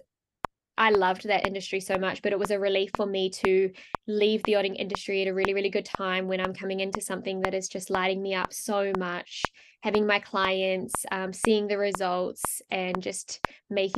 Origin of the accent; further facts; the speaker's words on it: New Zealand; moved away as an adult; also born or lived in France; I grew up in New Zealand and I actually left when I was 18 and I moved over to France